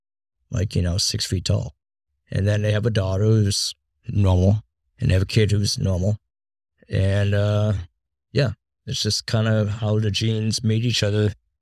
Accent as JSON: {"language": "English", "region": "East Coast", "country": "United States", "tie": "born or raised there", "said": "I grew up on the East Coast, obviously, and stayed up every night to watch Howard Stern."}